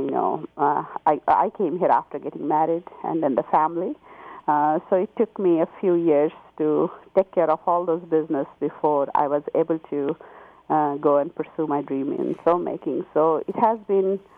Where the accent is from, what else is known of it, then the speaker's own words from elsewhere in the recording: Gaya, Bihar, India; moved away as an adult; now in California, United States; I grew up in India. I was born in Gaya.